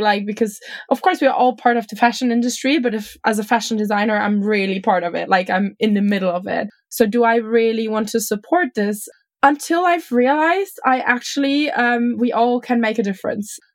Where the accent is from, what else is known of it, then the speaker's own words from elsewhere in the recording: Germany; I'm from Germany, from like a kind of not small, but like definitely smaller city.